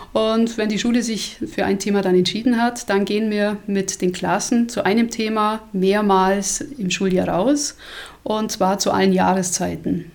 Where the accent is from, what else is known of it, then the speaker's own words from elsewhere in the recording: Allgäu, Germany; Bei uns im Allgäu